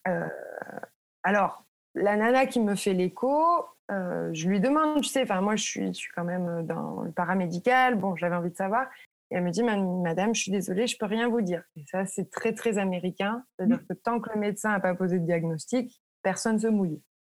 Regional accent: France; moved away as an adult; now in United States; en tant que Français

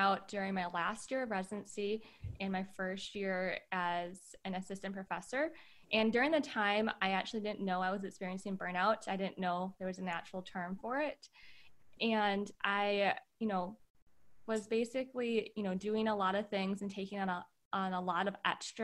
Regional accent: Wisconsin, United States; moved away as an adult; also born or lived in California; I grew up in the Midwest, Wisconsin specifically

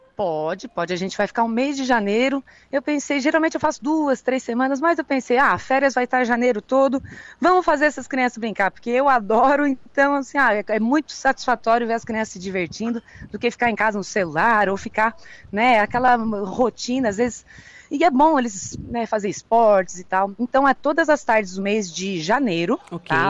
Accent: Araranguá, Santa Catarina, Brazil; also born or lived in Florianópolis; como eu sou de Araranguá

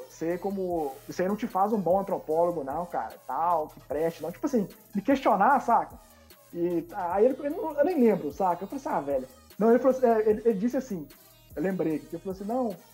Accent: Rio de Janeiro, Brazil; accent: carioca; eu tinha um sotaque muito carioca, né?

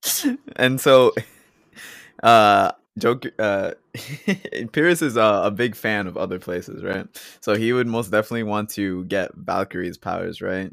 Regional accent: Charlottetown, Prince Edward Island, Canada; also born or lived in United States / Colombia; both my parents are Colombian. Um, I was born in the States, currently living in Canada

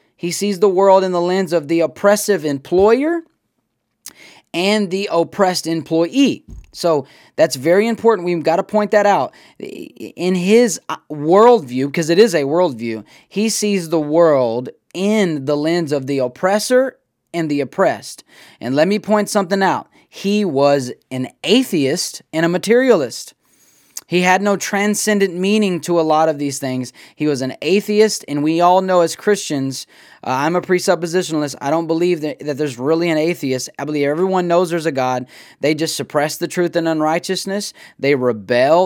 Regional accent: United States; I'm an American.

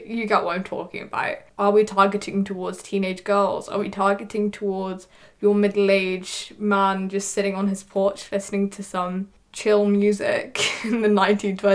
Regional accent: United Kingdom; I'm a British kid

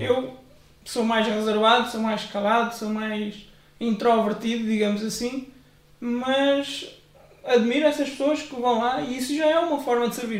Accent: Benavente, Santarém District, Portugal; also born or lived in Coimbra / Águeda; now in Ourém, Portugal; Nasci em Coimbra, vivi muitos anos em Benavente, pertenci à Assembleia de Deus de Benavente.

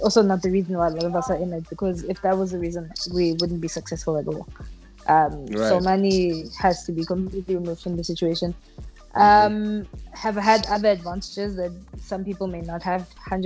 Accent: Pretoria, Gauteng, South Africa; also born or lived in Durban / Cape Town / Johannesburg / Yeoville; moved to Pretoria. Basically lived in Pretoria all my life

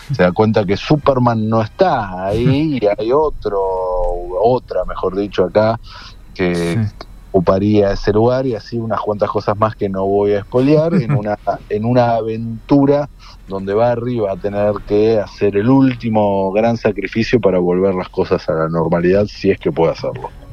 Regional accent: Argentina; nosotros como argentinos

